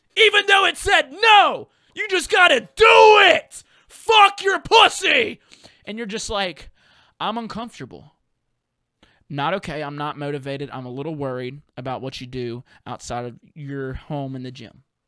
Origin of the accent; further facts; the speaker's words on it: the South, United States; accent: Southern; I have a little bit of a dialect problem whenever I'm in places that, you know, ain't the South